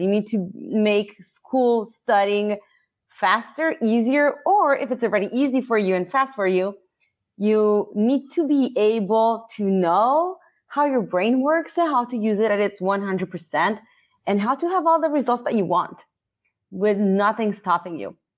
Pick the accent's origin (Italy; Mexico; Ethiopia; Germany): Italy; English is a second language; moved away as an adult; also born or lived in Philadelphia, United States (mother's birthplace); now in United States; I was born and raised in Italy